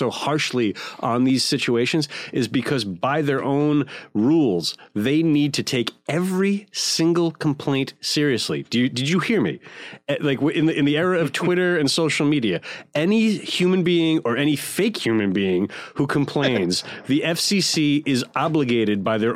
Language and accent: English; New York, United States; I'm a New Yorker growing up